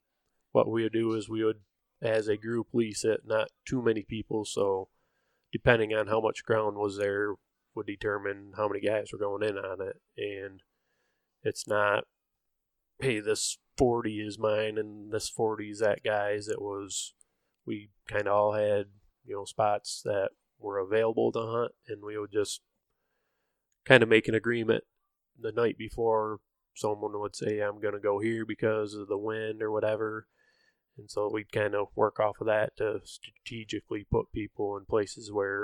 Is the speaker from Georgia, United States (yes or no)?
no; Michigan, United States; We're all from Michigan.